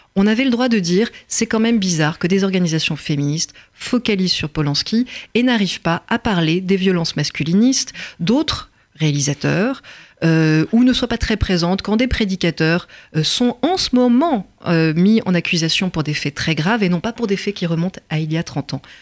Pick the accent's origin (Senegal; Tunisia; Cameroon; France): France; je suis française